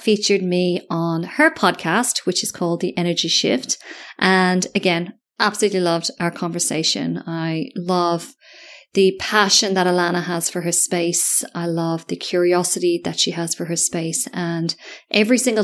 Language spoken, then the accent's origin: English; Ireland; accent: Irish; moved away as an adult; also born or lived in London; now in Australia; I'm obviously Irish